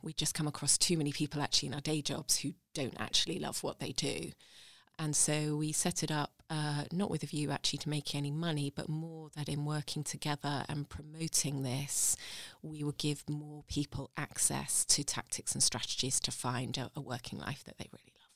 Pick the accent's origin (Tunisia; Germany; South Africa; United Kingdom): United Kingdom; Hampshire, South East England; moved away as an adult; also born or lived in London; now in Sheffield, United Kingdom; growing up in Hampshire at that point